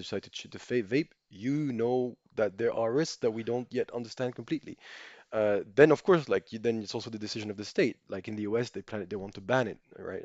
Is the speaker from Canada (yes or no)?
no; Monaco; I grew up in Monaco, but I'm French